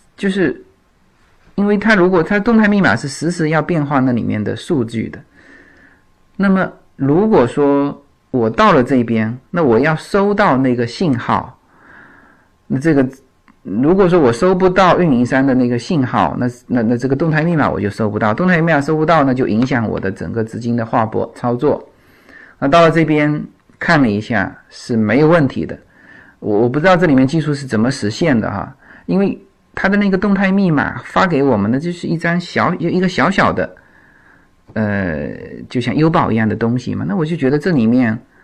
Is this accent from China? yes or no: yes; China; now in United States; 我就是中国人